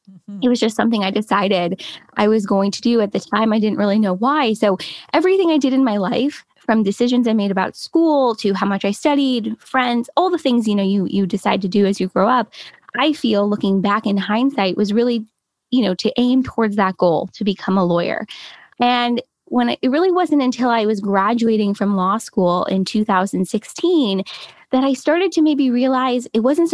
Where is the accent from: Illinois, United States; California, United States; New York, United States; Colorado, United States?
California, United States; Los Angeles; I'm from Los Angeles, California. Born and raised. I've been here my whole life